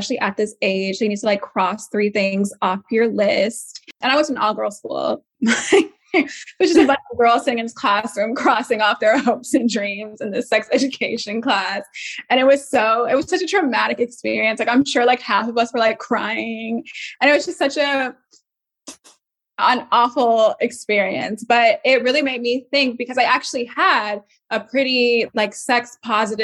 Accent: Atlanta, Georgia, United States; I'm from Atlanta, Georgia.

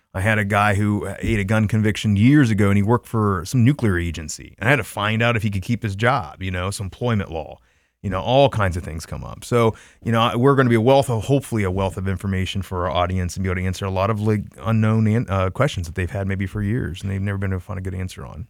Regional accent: Troy, Ohio, United States; my hometown in Troy, Ohio

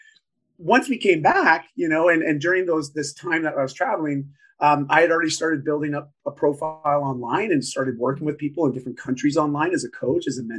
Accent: Canada; I'm just Canadian

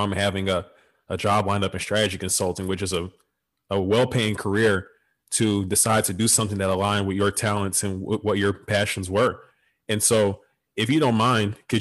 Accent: Beaumont, Texas, United States; I'm from Beaumont, Texas. So I'm only an hour and a half from home

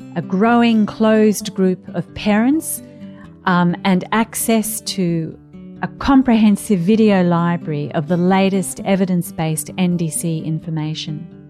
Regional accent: Australia; I'm an Australian GP and researcher

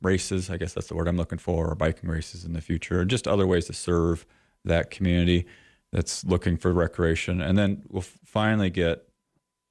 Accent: Eastern Iowa, United States; now in Sheridan, United States; I'm from Eastern Iowa originally

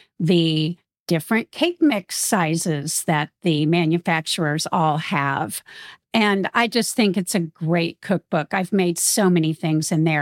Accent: Midwest, United States; I grew up in the Midwest.

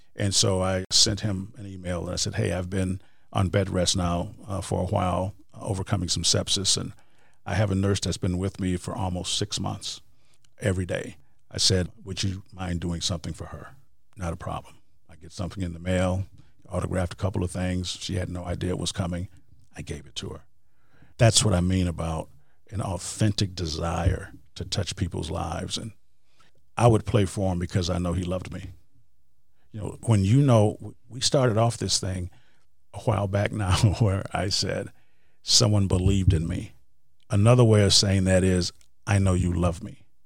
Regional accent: Wisconsin, United States; moved away; I am from Wisconsin

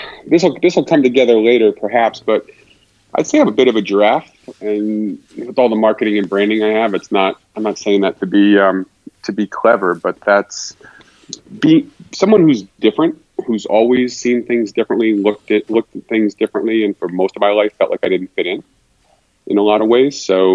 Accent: Rhode Island, United States; also born or lived in Boston / Los Angeles / Austin; I'm actually closer to Fort Worth than Dallas, but I grew up in New England, in Rhode Island, then Boston, then Los Angeles, then Austin, then here.

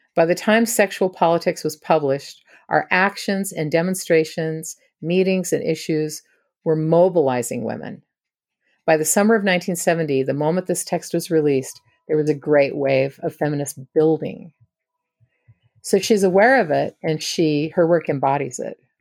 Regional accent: Washington, United States; I grew up in Washington state.

